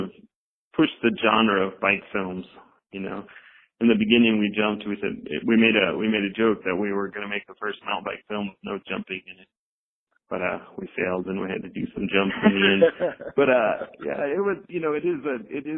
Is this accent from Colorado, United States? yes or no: yes; Salida, Colorado, United States; I grew up in Salida